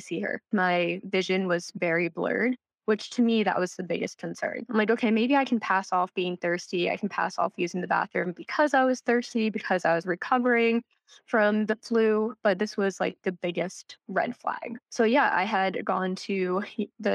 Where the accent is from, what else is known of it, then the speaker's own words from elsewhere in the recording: Central New Jersey, United States; I'm from New Jersey, born and raised here. Central New Jersey is a place, I promise